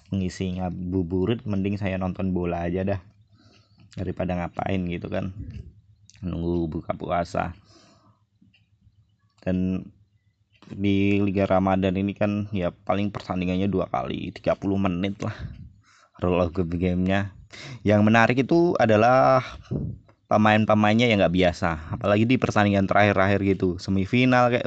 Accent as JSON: {"language": "Indonesian", "town": "Klaten", "region": "Central Java", "country": "Indonesia", "tie": "born or raised there", "said": "kalau di kota saya itu kan sebut aja kan kota Klaten tuh mainnya kan mungkin yang paling terkenal"}